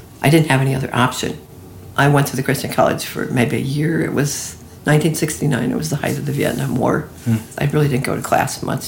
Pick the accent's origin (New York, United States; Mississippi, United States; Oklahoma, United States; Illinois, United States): Illinois, United States; Chicago; also born or lived in Minnesota; I was born in Minnesota, but I don't really remember living there. I moved to Chicago when I was 4, so I really grew up in Chicago.